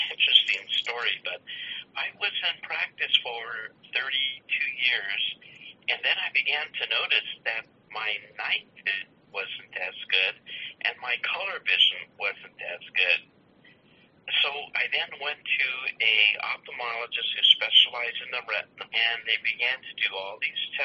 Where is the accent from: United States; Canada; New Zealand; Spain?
United States; Los Angeles, California; I grew up in Los Angeles, and my parents, like all of my relatives, we were all gardeners